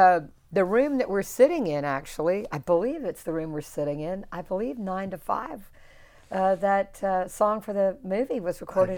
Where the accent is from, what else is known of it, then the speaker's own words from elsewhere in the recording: the South, United States; You know, I'm from the South, so I can speak